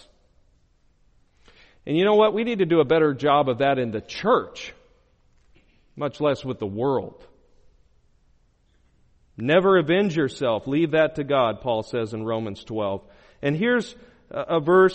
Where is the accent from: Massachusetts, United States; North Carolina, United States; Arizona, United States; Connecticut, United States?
Arizona, United States; I'm from Arizona